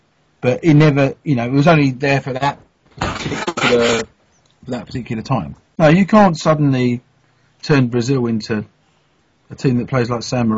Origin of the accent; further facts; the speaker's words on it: United Kingdom; obviously, we're British, so we only know the teams we know